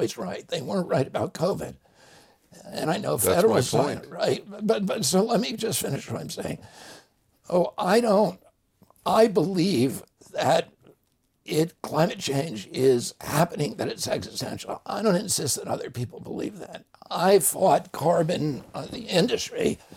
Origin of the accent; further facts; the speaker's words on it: the Adirondacks, New York, United States; I grew up in the Adirondacks